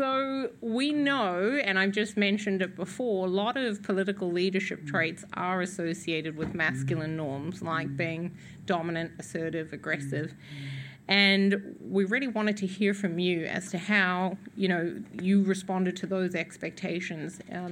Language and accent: English; New Zealand; being a New Zealander and a former UN Women colleague